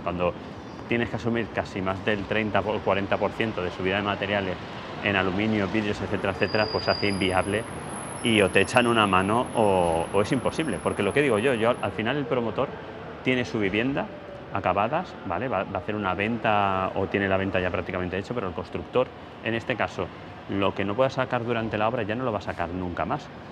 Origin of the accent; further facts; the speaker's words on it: Ibi, Valencian Community, Spain; mi pueblo, Ibi